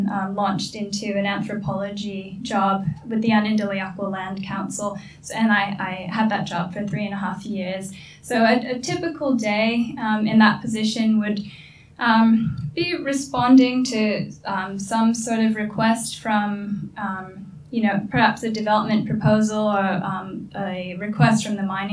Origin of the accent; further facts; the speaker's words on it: New York City, New York, United States; moved away as an adult; now in Australia; I was a girl from the Bronx.